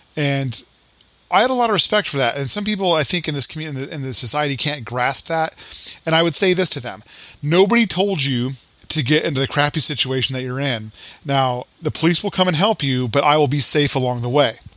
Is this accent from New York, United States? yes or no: no; Colorado, United States; I'm you know from Colorado